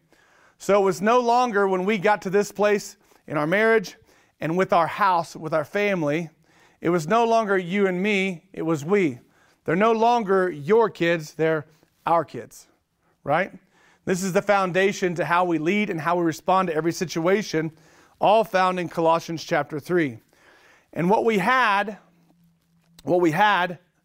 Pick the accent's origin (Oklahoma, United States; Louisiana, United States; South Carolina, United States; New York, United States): Oklahoma, United States; I'm from Oklahoma. I'm an Okie.